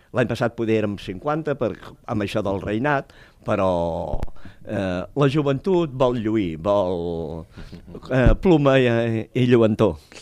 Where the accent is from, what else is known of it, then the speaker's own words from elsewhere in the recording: Tarragona, Catalonia, Spain; jo abans uh, estava a una comparsa del meu barri, el Serrallo